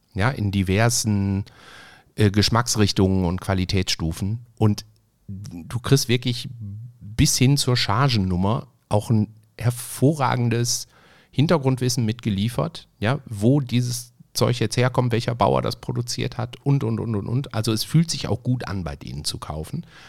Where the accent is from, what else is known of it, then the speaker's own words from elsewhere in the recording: Essen, North Rhine-Westphalia, Germany; der hatte ein eigenes Restaurant bei uns in Essen-Frintrop